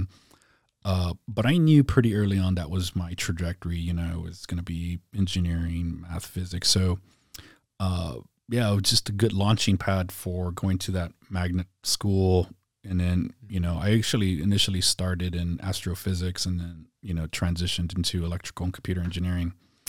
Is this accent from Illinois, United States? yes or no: no; San Antonio, Texas, United States; So yeah, I grew up on the South Side, went to South San Antonio.